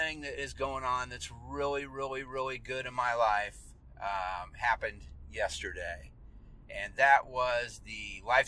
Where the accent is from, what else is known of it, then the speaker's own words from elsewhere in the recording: Leavenworth, Kansas, United States; I grew up in Leavenworth, Kansas